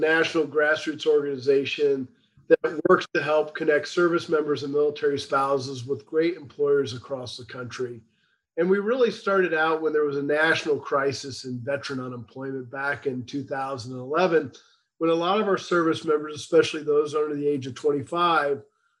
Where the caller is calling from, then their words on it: McLean, Virginia, United States; So just outside of Washington, D.C. in McLean, Virginia.